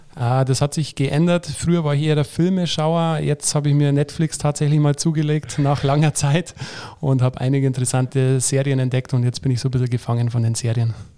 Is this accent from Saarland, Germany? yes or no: no; Lenggries, Bavaria, Germany; now in Nuremberg, Germany; da wo ich herkomme aus Lenkries